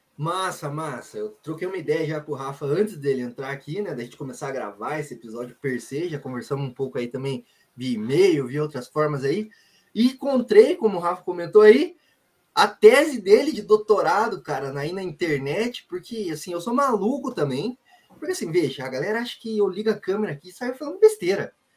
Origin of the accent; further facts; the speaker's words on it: Brazil; Nós que somos brasileiro aqui